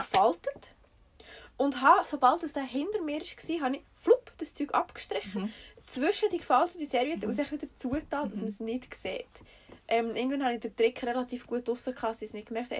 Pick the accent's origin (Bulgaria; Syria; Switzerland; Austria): Switzerland; wir kommen so aus Schweizer Durchschnittsbürgerfamilie